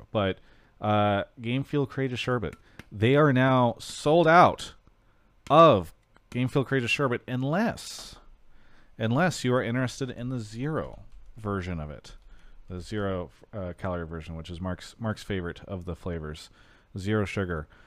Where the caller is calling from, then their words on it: Toronto, Ontario, Canada; I'm calling from Toronto, Ontario, Canada.